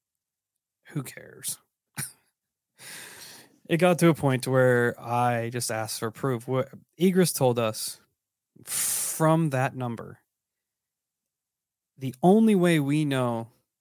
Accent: Illinois, United States; I'm from Illinois, which is not Appalachia

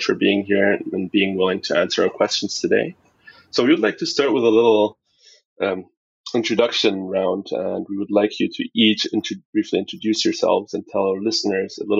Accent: Aachen, North Rhine-Westphalia, Germany; moved away as an adult; now in Vancouver, Canada; Aachen, Germany, also my hometown, a very small town in Western Germany

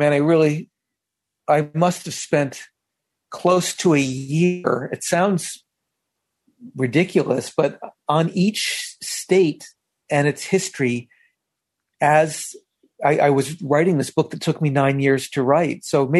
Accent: Rhode Island, United States; when I was 13 years old, my dad got a job offer from the University of Indiana, and we almost moved to Bloomington, and we didn't. We ended up staying in Rhode Island.

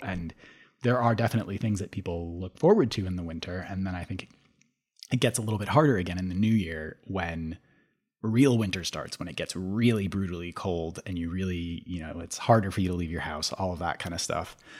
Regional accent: Minneapolis–Saint Paul, Minnesota, United States; moved away; I grew up in the Twin Cities

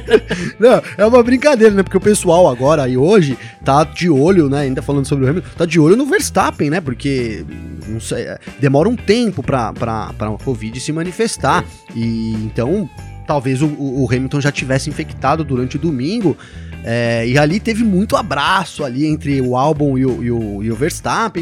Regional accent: Brazil; Eu sou brasileiro

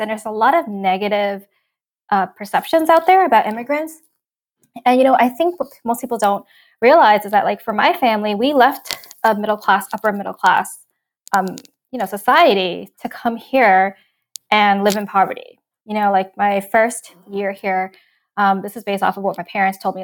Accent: New York City, New York, United States; also born or lived in Hong Kong; I grew up in in New York

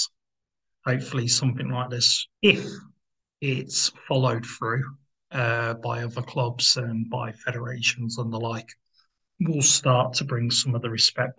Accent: England, United Kingdom; speaking as an Englishman

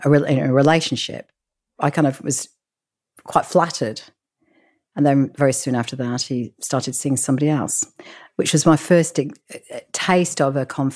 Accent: England, United Kingdom; You know what? I'm English, and we never ate that.

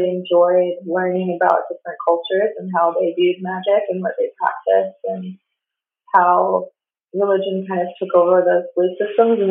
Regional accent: Pennsylvania, United States; moved away as an adult; also born or lived in West Coast; I'm originally from Pennsylvania, and I grew up, I guess you can say, professional LARPer

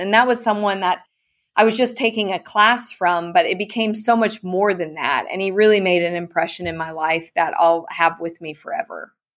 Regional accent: Clovis, California, United States; moved away as an adult; now in Texas, United States; I ran for my hometown rodeo queen contest, Miss Clovis Rodeo

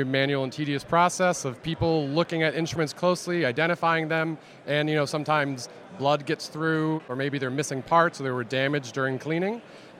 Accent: Atlanta, Georgia, United States; So we're from Atlanta where, you know, there is a growing venture scene here.

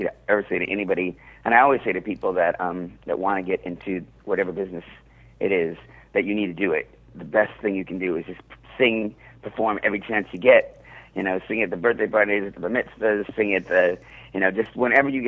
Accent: Seattle, Washington, United States; now in New York, United States; I grew up in Seattle

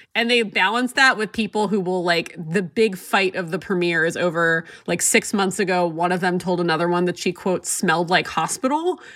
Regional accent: San Diego, California, United States; I grew up in San Diego, and there were definitely a lot of Mormons who went to my high school

